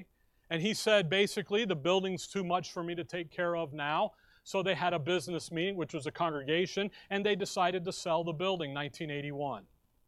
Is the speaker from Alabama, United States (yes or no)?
yes; Alabama, United States; here we are, we come from Alabama. So in Alabama, you have a CB radio in your car, okay?